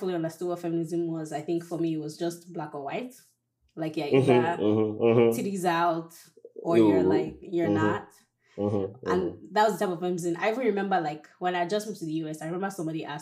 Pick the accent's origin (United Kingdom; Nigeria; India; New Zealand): Nigeria; now in United States; as a Nigerian woman